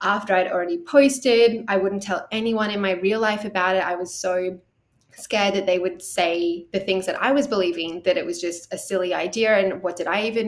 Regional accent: Australia; accent: Australian; in case you can't tell from the accent, I am Australian.

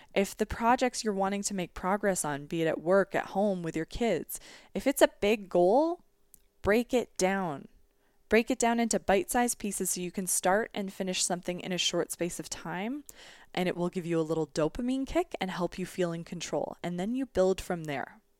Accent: Canada; as a Canadian

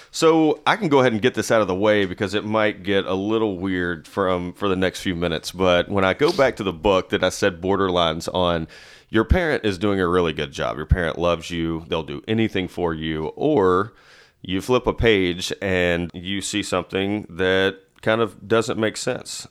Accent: Nashville, Tennessee, United States; also born or lived in Madison, Tennessee; I'm from Nashville. Uh, I currently live in Madison, which some would not consider Nashville.

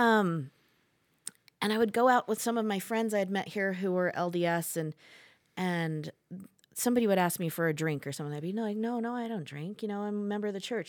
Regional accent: Indiana, United States; moved away as an adult; also born or lived in Las Vegas, Nevada; now in Saratoga Springs, Utah, United States; I was born in Las Vegas, and when I was three, my parents moved to Indiana. And so, I grew up in the mission field, you would call it, in the Mormon church, and grew up in Indiana

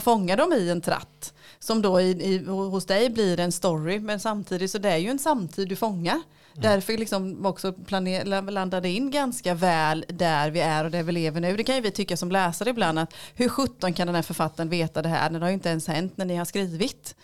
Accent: Lönneberga, Kalmar County, Sweden; now in Västervik, Sweden; jag är född i Lönneberga.

